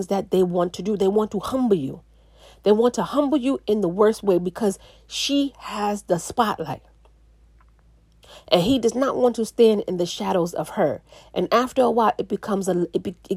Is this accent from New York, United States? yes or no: yes; New York City, New York, United States; I'm from the Bronx